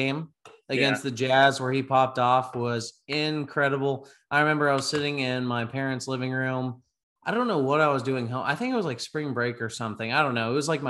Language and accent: English; Dallas, Texas, United States; So I'm from Dallas.